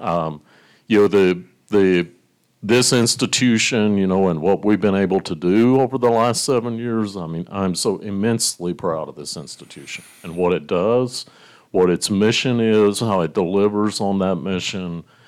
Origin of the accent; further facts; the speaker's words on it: Blue Ridge Mountains of western Virginia, United States; now in Lincoln, Nebraska, United States; I grew up, I'm a farm kid, from the, the hills, Blue Ridge Mountains of Virginia and western part of Virginia